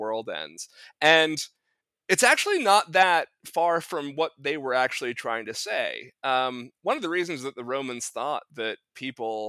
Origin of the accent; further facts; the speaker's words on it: New England, United States; I'm from New England.